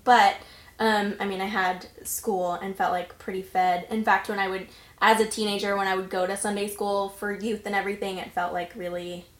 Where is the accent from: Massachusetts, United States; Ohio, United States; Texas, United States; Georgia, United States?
Texas, United States; Terrell; I'm from Texas originally. I grew up just east of Dallas in a town called Terrell.